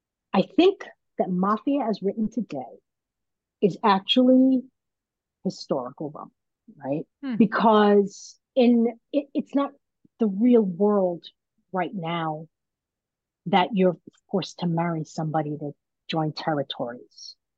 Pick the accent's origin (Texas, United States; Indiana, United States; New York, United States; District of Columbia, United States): New York, United States; Brooklyn; You know, what's funny is I'm Italian and I'm from Brooklyn, so I know lots of people.